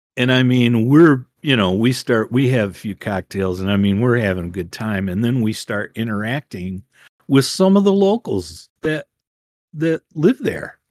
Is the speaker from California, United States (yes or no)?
no; Ann Arbor, Michigan, United States